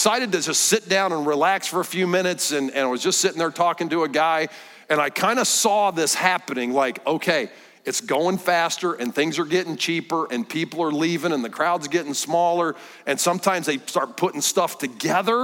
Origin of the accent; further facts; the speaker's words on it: central Iowa, United States; I grew up in Iowa, in central Iowa